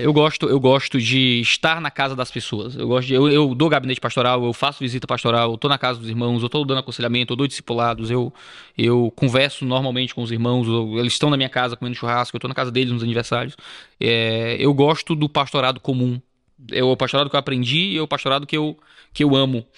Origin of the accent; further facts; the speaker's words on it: Ceará, Brazil; Nascido e criado, como dizemos. Nasci no Ceará